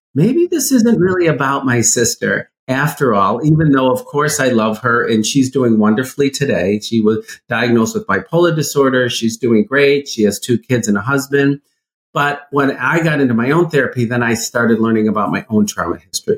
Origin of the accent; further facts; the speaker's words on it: Midwest, United States; I grew up in the Midwest. In a pretty conservative, you know, Midwestern town